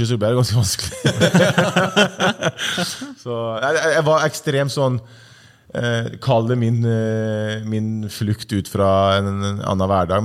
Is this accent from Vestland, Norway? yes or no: no; Ålesund, Møre og Romsdal, Norway; also born or lived in Sunndalsøra; flytta til Ålesund da jeg var seks eller syv år